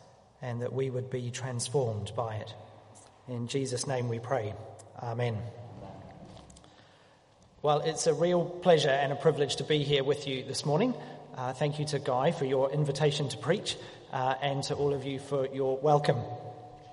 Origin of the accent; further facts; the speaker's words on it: New Zealand; moved away; As a Kiwi